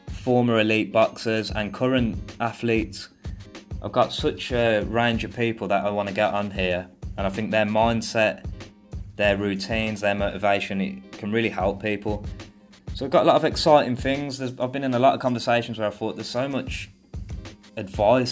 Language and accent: English; Birmingham, West Midlands, United Kingdom; moved away as an adult; now in Thailand; I'm from Birmingham, England